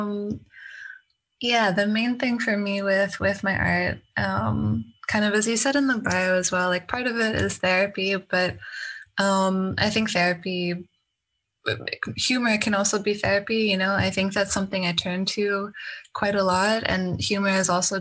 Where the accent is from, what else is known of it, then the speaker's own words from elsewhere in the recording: Canada; moved away; I'm from Canada originally